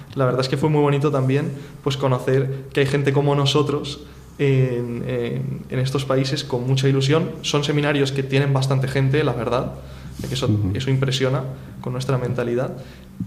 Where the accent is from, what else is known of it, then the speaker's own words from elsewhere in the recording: Spain; yo soy español, me estoy preparando para ser sacerdote católico